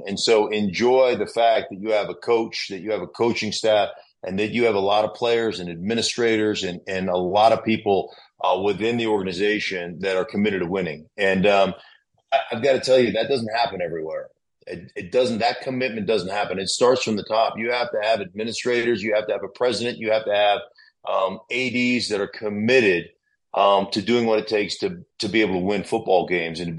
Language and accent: English; Alaska, United States; moved away as an adult; also born or lived in Idaho; I'm a kid from Alaska that didn't have a home